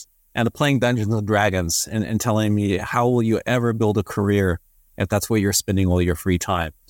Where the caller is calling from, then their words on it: Inner Mongolia, China; I'm calling from the Inner Mongolia Autonomous Province of China, doing some work these days as a digital nomad bouncing over Asia.